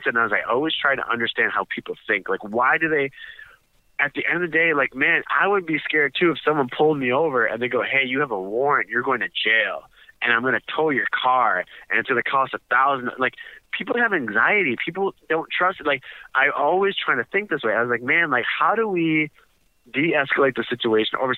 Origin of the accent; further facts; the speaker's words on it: Chicago, Illinois, United States; this is my hometown